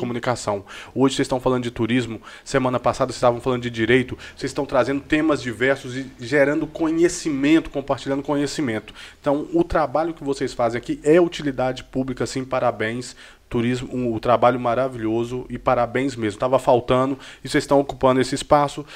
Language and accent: Portuguese; Jequeri, Minas Gerais, Brazil; eu sou de Jequeri